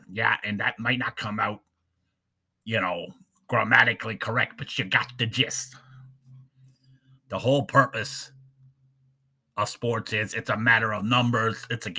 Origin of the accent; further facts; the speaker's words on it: Connecticut, United States; Yeah, I'm from Connecticut, brother, but I love the New Jersey Nets.